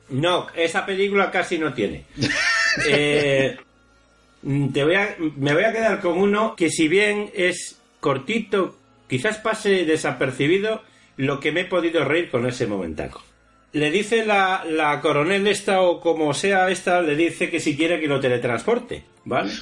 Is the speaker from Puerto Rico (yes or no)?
no; Spain